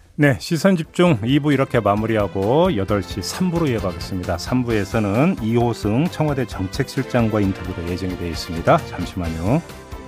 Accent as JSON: {"language": "Korean", "town": "Boryeong", "region": "South Chungcheong", "country": "South Korea", "tie": "born or raised there"}